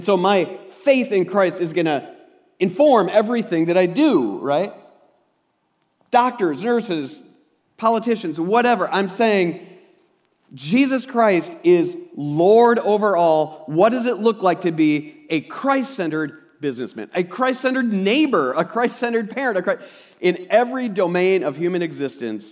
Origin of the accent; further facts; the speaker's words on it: Osage, United States; I'm from Osage